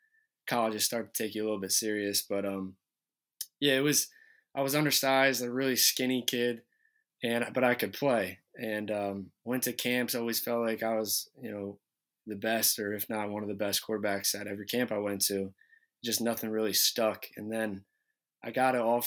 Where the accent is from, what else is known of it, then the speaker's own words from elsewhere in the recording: Smyrna, Delaware, United States; Growing up in Smyrna, being able to play for Smyrna, it's a small town